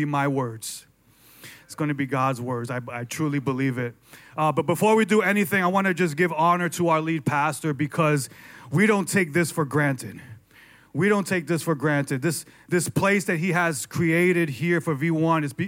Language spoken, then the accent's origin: English; New York, United States; I was born and raised in New York